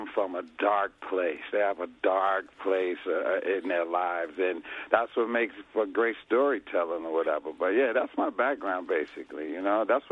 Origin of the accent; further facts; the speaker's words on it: Chicago, Illinois, United States; I came from Chicago. That's where I'm from